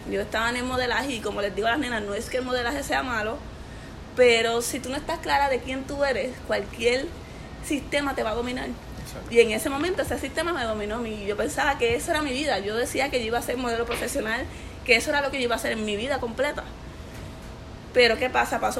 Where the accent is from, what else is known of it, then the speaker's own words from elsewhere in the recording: Corozal, Puerto Rico; now in Miami, United States; Mira, vengo de Corozal, ahora mismo actualmente estoy viviendo en Miami y tengo 28 años.